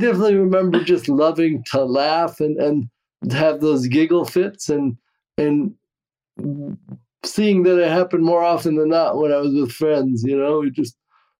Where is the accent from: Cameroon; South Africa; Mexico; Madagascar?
Cameroon; born there; Yeah. Well, so I was born in Cameroon, West Africa. I don't know if we ever discussed that.